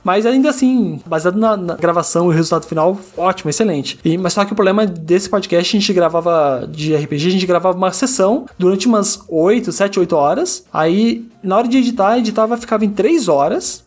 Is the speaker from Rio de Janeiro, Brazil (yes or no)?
no; Curitiba, Paraná, Brazil; eu sou aqui de Curitiba, eu tenho 36 anos